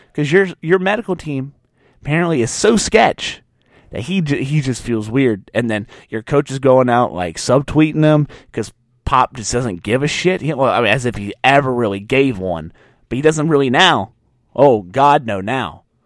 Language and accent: English; Louisiana, United States; I'm from Louisiana